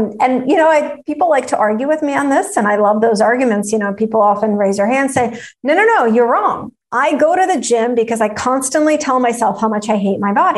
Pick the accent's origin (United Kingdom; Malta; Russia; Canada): Russia; I grew up in Russia